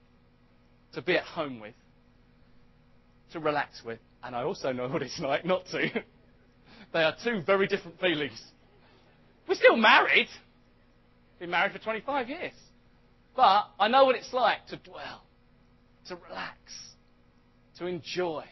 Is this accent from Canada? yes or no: no; United Kingdom; I'm British. I know I'm British because I was born in Britain